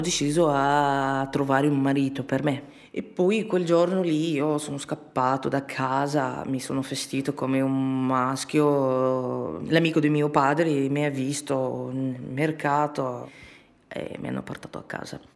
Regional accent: Libya; Italian is a second language; moved away as an adult; now in Bologna, Italy; ho 28 anni e di origine libico. Mm, sono rifugiata in Italia da due anni e due mesi

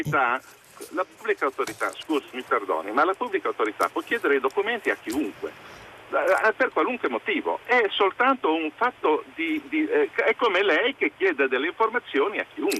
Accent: Pietra Ligure, Liguria, Italy; io sono di Pietra Ligure

